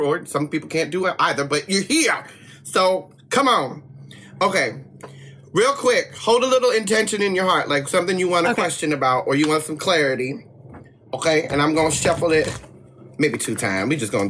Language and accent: English; East Coast, United States; now in West Coast, United States; I'm very glad I grew up on the East Coast and then moved to the West Coast so I could learn to chill out